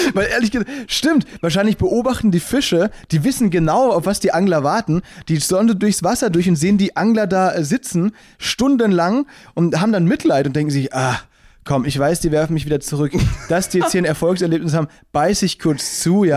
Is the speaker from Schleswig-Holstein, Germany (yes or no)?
no; Baden-Württemberg, Germany; now in Berlin, Germany; wir kommen aus dem Badenerland